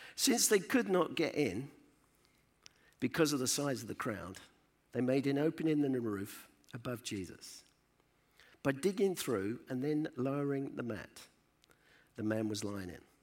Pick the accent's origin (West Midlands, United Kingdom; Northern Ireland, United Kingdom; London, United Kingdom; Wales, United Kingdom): London, United Kingdom; now in Rugby, United Kingdom; I was born in the East End of London in a place called Hackney. I was born under the sound of Bo Bells.